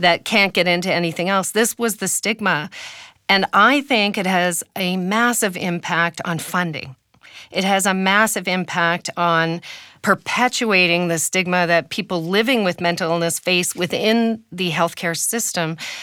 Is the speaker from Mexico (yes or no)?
no; Canada; as a Canadian